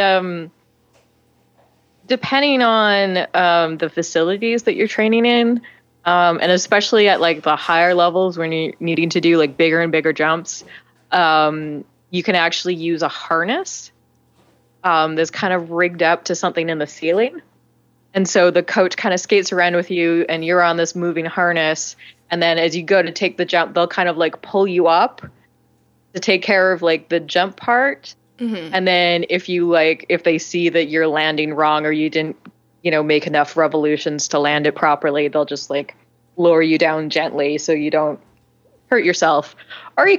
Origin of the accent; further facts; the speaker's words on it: Vancouver, British Columbia, Canada; now in Montreal, Canada; I live right now in Montreal, which is on the eastern, more wintry side of Canada. I'm originally from Vancouver, which is very temperate.